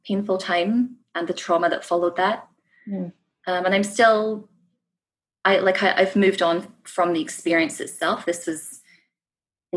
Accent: Scottish Borders, Scotland, United Kingdom; moved away as an adult; now in Canada; I was born and raised in the Scottish Borders, so that is my place of origin. But obviously now I live overseas

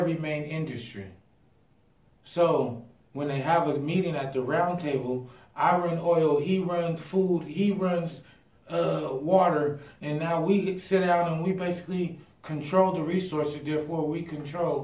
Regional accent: Pasadena, California, United States; moved away; also born or lived in Idaho; growing up in Pasadena

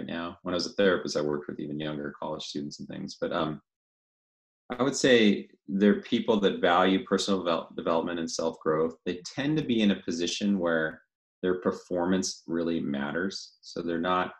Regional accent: the Northwest, Pacific Northwest, United States; moved away as an adult; also born or lived in Louisville, Colorado; now in Coeur d'Alene, United States; I grew up in the Northwest. That's where I always felt home.

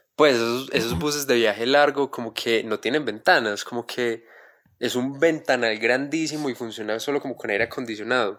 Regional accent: Quindío, Colombia; yo soy del Quindío

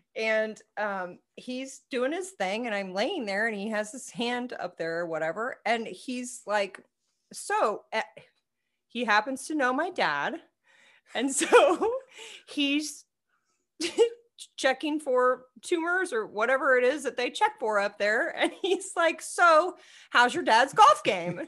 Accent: Manhattan, Kansas, United States; I grew up in Manhattan

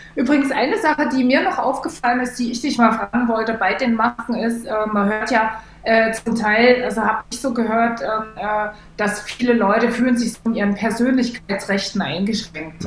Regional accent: East Germany, Germany; ich komme aus Ostdeutschland, wo man die Nähe nicht so sucht zu Leuten.

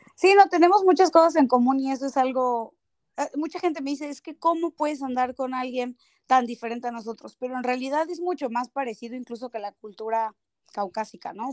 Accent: Mexico City, Mexico; moved away as an adult; now in Toronto, Canada; soy de la Ciudad de México.

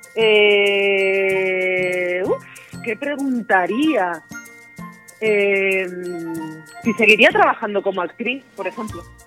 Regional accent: Las Palmas de Gran Canaria, Canary Islands, Spain; yo nací, yo nací en Las Palmas de Gran Canaria, en el barrio de Vegeta

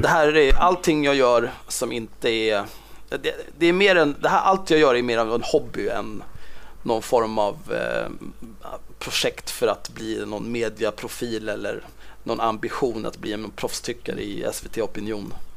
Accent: Stockholm, Stockholm County, Sweden; Född och uppvuxen på Södermalm i Stockholm

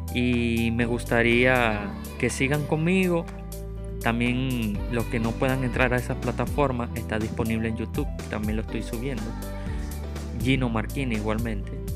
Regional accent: Venezuela; moved away; me tocó salir de mi país, yo soy venezolano

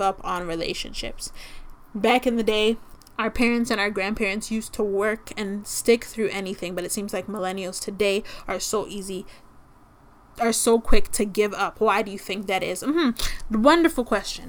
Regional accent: Toronto, Ontario, Canada; I'm from Toronto

